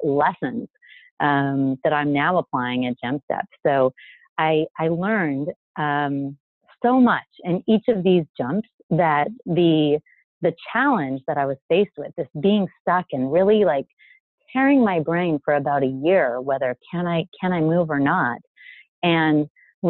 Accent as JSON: {"language": "English", "town": "El Paso", "region": "Texas", "country": "United States", "also_born_or_lived": "Israel / New Jersey / New York", "moved": "as an adult", "lives_now": "San Francisco Bay Area, United States", "said": "I already said I'm from El Paso. So being from El Paso means that I definitely need to speak Spanish."}